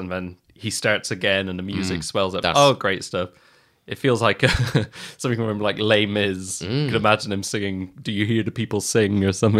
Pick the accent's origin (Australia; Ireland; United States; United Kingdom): Ireland; I'm Irish. I'm allowed. It's my birthright.